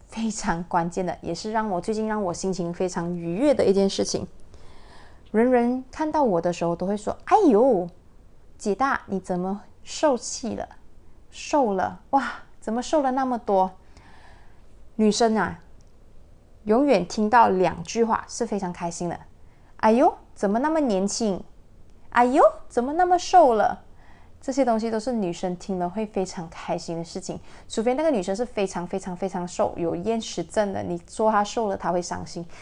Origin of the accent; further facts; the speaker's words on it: Malaysia; 他本身呢是我家乡的人，就是双溪大连人